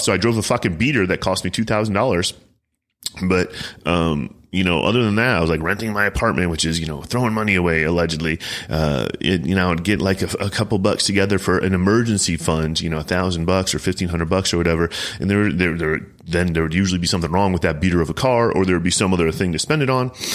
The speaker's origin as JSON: {"language": "English", "town": "Chicago", "region": "Illinois", "country": "United States", "said": "I'm from Chicagoland"}